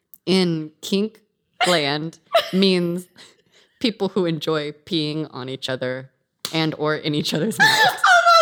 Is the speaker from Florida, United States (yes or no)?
no; Visalia, California, United States; I grew up without cable. Grew up on a farm.